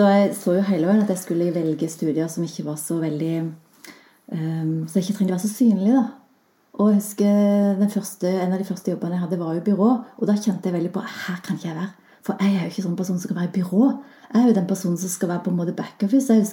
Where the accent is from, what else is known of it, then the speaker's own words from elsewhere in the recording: Klepp, Rogaland, Norway; Jeg har jo nesten ikke dialekt, så, jeg kommer jo fra Rogaland og tenkte lenge at jeg eh, kommer fra Klepp, som har kanskje enda mer spesiell dialekt.